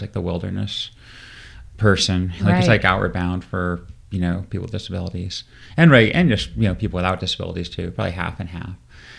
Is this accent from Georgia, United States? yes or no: no; Portland, Maine, United States; In Maine, near Portland, Maine.